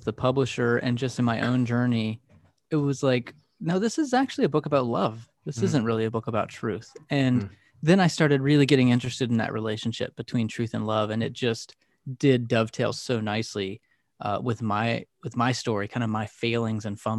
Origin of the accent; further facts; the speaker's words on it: Texas, United States; now in Philadelphia, United States; So I grew up in Texas and am a transplant here to near the Philadelphia area.